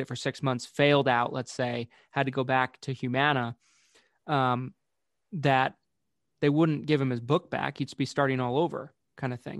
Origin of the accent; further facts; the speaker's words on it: Utah, United States; I was from Utah, I was from out of state